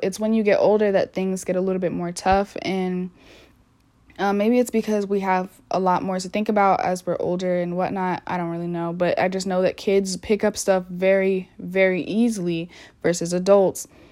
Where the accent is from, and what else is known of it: United States